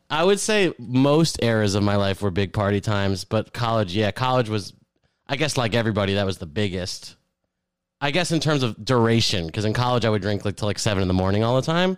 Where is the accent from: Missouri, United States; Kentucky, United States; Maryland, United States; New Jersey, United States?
New Jersey, United States; Keyport; moved away; I grew up near Keyport